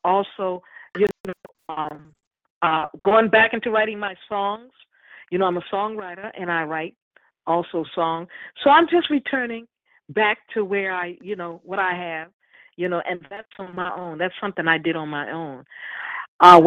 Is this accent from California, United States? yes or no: no; Philadelphia, Pennsylvania, United States; moved away as an adult; also born or lived in Glassboro, New Jersey; I'm originally from Philly